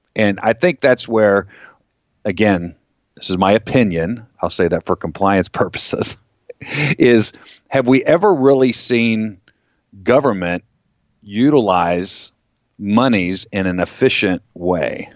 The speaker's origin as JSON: {"language": "English", "region": "Florida", "country": "United States", "tie": "born or raised there", "moved": "yes", "lives_now": "Pennsylvania, United States", "said": "I grew up in Florida"}